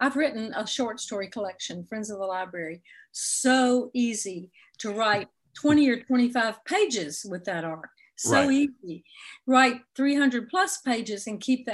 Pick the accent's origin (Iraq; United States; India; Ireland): United States; Jackson, Mississippi; also born or lived in Oxford, Mississippi; I'm from Jackson, Mississippi, and I went to school at Ole Miss in the 60s